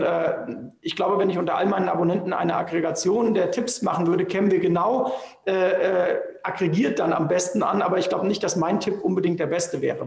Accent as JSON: {"language": "German", "country": "Germany", "said": "wir als Deutsche"}